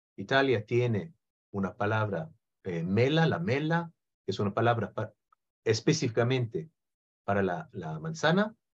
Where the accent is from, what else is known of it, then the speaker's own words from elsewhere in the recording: Israel; Spanish is a second language; nací en Israel